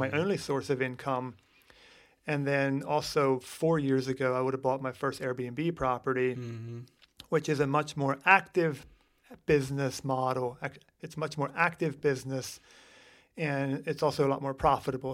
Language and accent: English; Lancaster County, Pennsylvania, United States; we grew up here in Lancaster County